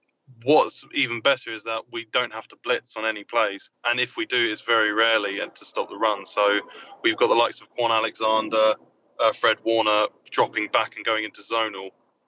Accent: London, United Kingdom; Yeah, I'm from South London.

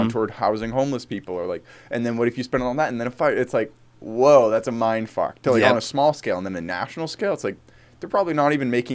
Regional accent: Eugene, Oregon, United States; I'm from right here, Eugene.

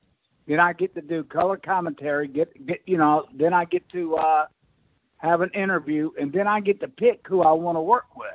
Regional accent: Atlanta, Georgia, United States; back then, me and Wahoo were traveling a lot to Atlanta because I come from Atlanta.

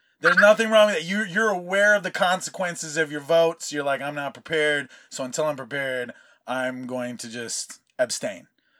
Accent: California, United States; also born or lived in Hawaii; for most of my life, having been in California because of just, you know, relocating as a Hawaiian and that's how you do, like, military, brought my grandfather out here and we've been out here ever since.

